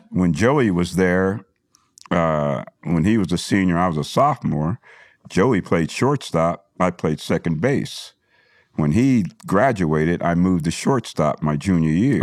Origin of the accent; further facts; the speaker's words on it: New Jersey, United States; moved away as an adult; also born or lived in South River, New Jersey / Edison, New Jersey / Tulsa, Oklahoma / Dallas, Texas; I grew up in New Jersey